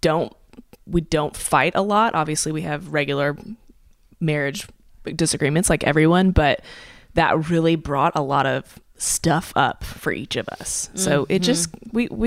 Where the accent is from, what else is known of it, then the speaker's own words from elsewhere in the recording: Dallas, Texas, United States; moved away as an adult; also born or lived in Oklahoma; now in Nashville, United States; I grew up in Dallas, Texas